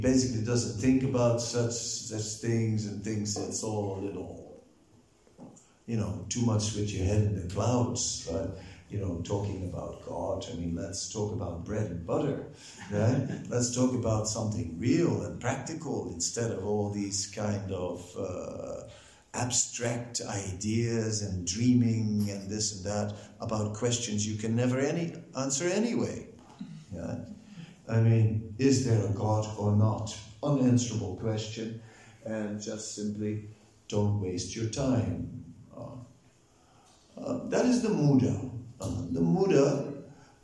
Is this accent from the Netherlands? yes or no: yes; Netherlands; I'm also from Holland